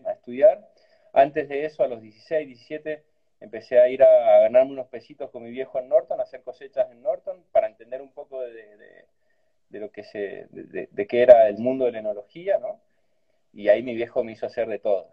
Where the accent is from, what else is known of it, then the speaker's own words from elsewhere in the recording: Cafayate, Salta, Argentina; y allí nací en Cafalate, en un pueblito chiquitito, me crié ahí